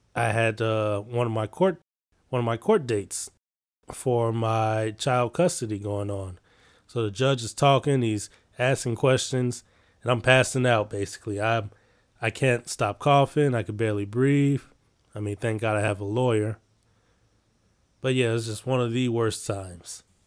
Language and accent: English; Chicago, Illinois, United States; I'm from Chicago